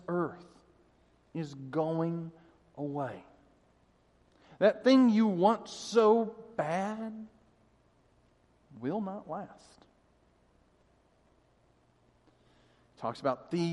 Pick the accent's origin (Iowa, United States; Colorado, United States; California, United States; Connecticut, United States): Colorado, United States; Denver; I grew up in Denver